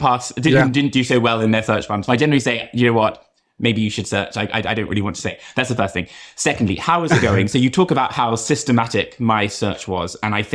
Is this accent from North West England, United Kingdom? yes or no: no; London, United Kingdom; moved away as an adult; also born or lived in Boston, United States; from London originally.